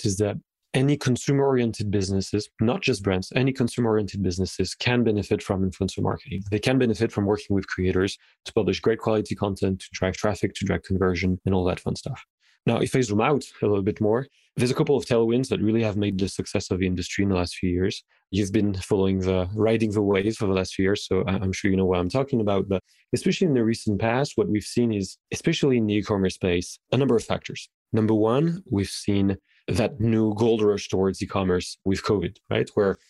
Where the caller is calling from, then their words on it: France; I am indeed calling from France right now.